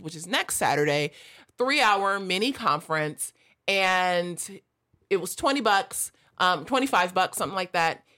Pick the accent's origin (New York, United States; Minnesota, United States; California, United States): California, United States; Los Angeles; I grew up in South L